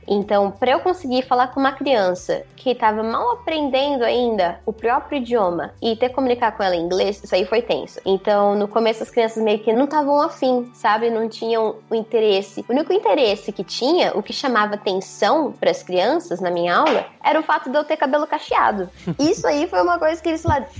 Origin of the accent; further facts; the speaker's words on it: Presidente Prudente, São Paulo, Brazil; moved away as an adult; now in Mongolia; eu sou de Presidente Prudente, no interior de São Paulo, oeste de São Paulo